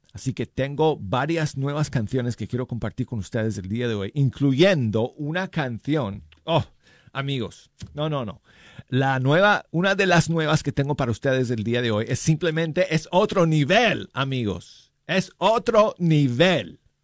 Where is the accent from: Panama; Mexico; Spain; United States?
United States; Colorado; Spanish is a second language; moved away as an adult; now in Alabama, United States; yo soy de Colorado, esa es mi tierra. Pero he pasado 28 años aquí en Alabama